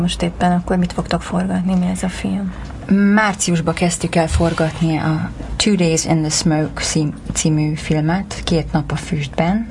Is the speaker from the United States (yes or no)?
yes; Larchmont, New York, United States; moved away as an adult; also born or lived in Hungary; now in Los Angeles, United States; Azelőtt meg New Yorkban mm, tanultam egyetemen, és ott nőttem fel.